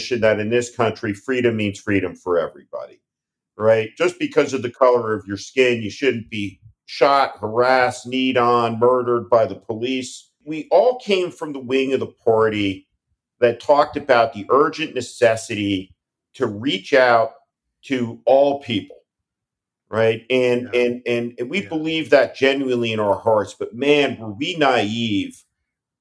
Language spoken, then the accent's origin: English; New Jersey, United States; moved away; also born or lived in California; I grew up in New Jersey